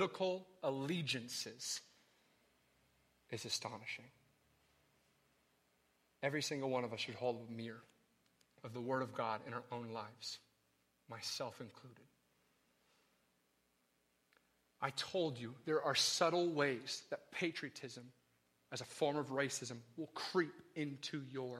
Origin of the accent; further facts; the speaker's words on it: the North, Northern United States, United States; I'm from the North, and look, we're rude and arrogant and loud